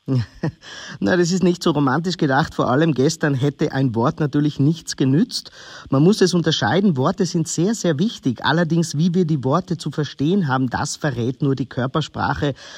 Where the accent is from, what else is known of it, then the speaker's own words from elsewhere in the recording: Austria; als gebürtiger Österreicher